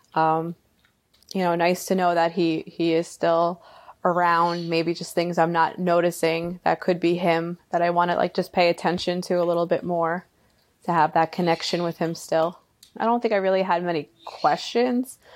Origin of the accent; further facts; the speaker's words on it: Long Island, New York, United States; I'm from Long Island